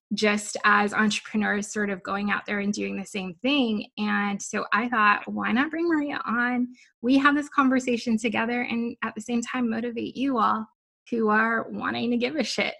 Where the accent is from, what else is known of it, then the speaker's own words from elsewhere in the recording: Guam; I'm, I'm from Guam. I'm from the island.